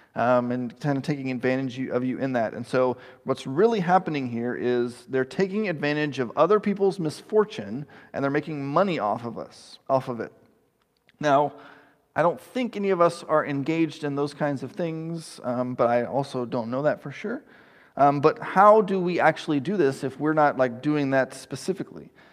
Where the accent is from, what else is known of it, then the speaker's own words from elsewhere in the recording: East Texas, United States; I grew up in East Texas